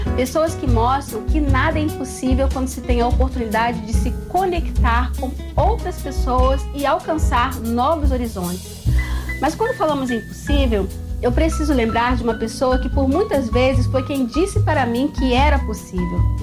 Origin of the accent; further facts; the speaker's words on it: Itaboraí, Rio de Janeiro, Brazil; also born or lived in São Gonçalo; Eu nasci em São Gonçalo e morei grande parte da minha vida na cidade de Itaboraí, em um bairro chamado Aldeia da Prata.